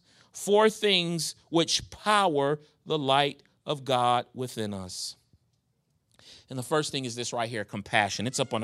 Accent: New York, United States; Now, my wife, man, I am from New York. My wife is from Virginia.

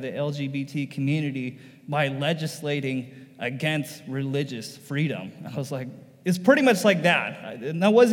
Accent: United States; why am I an American? And I almost felt bad for being an American

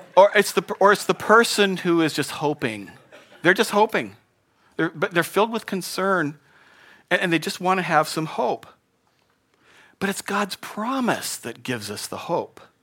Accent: Spokane, Washington, United States; moved away; I grew up in Spokane, and, um, the winters there were a little different than here

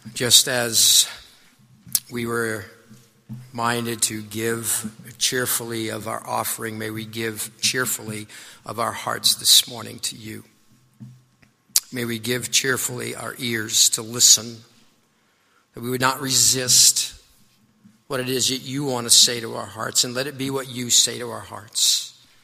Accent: Boston, Massachusetts, United States; accent: Boston; my Boston accent

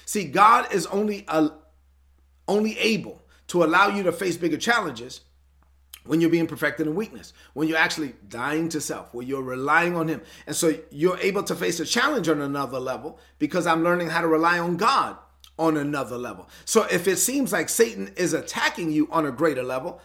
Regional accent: New York City, New York, United States; I'm from Brooklyn, so I have to talk like I'm from Brooklyn

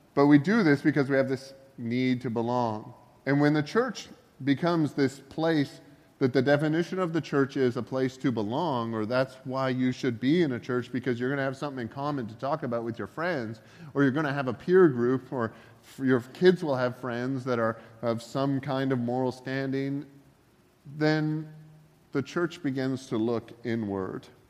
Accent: Northern Ontario, Canada; moved away; also born or lived in Georgia; I grew up in Northern Ontario

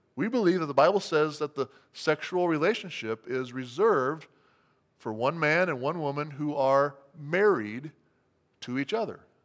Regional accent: United States; as American Christians

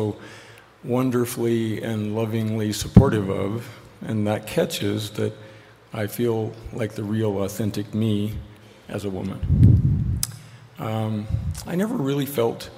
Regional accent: Cheyenne, Wyoming, United States; moved away; I grew up in Cheyenne, Wyoming

